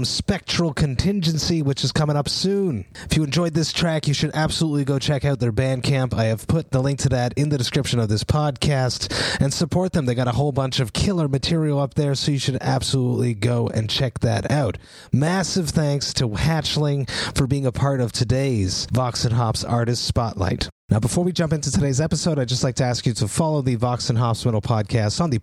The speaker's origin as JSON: {"language": "English", "town": "Montreal", "region": "Quebec", "country": "Canada", "tie": "born or raised there", "said": "growing up in the Montreal metal scene"}